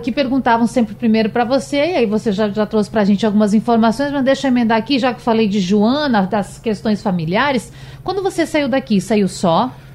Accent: Rio Grande do Sul, Brazil; moved away as an adult; also born or lived in Pernambuco; now in Recife, Brazil; não nasci em Pernambuco, nasci lá no Rio Grande do Sul, mas moro aqui tem quase três anos

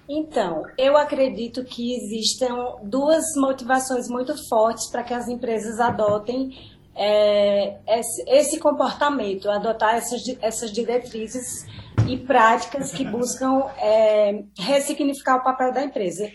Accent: Petrolina, Pernambuco, Brazil; also born or lived in Bahia; eu sou do Vale, eu sou de Petrolina, mas eu sou peba, metade pernambucana, metade baiana

